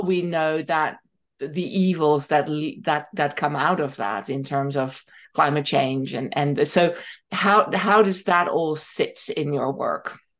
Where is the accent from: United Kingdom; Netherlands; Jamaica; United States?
Netherlands; moved away; I'd studied growing up in Holland.